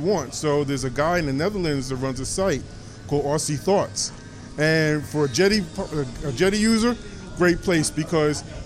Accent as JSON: {"language": "English", "region": "New York", "country": "United States", "said": "I'm from New York"}